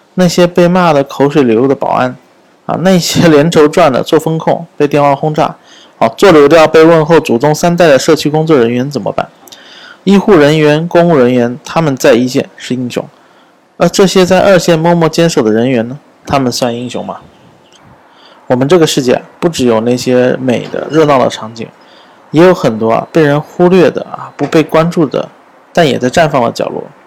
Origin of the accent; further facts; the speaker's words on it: Xiamen, Fujian, China; 我的家乡厦门